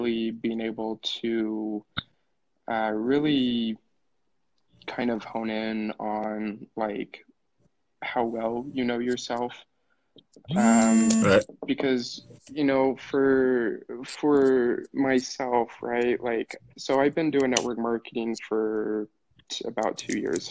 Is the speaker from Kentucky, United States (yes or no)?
no; Utah, United States; I'm from Utah